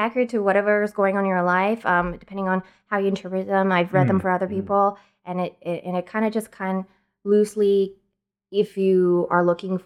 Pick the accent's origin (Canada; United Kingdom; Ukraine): Canada; Nanaimo, British Columbia; moved away; I grew up in Nanaimo